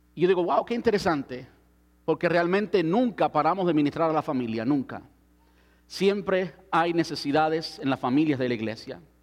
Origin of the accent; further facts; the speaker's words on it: Cuba; moved away; antes de salir de mi país. Soy cubano